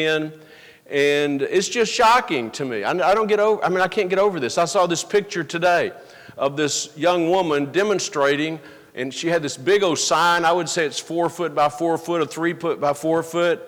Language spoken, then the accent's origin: English; the South, United States; I grew up in the South.